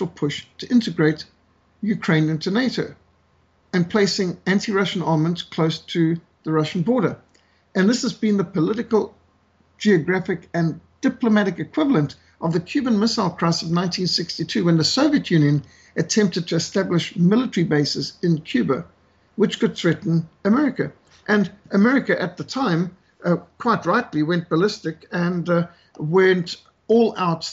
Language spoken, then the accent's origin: English; Zimbabwe; moved away; also born or lived in South Africa; as a South African who was brought up in Rhodesia